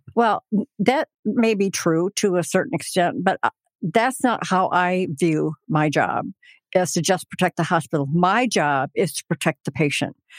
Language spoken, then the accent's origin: English; Hillsdale, Michigan, United States; I was born and raised in Hillsdale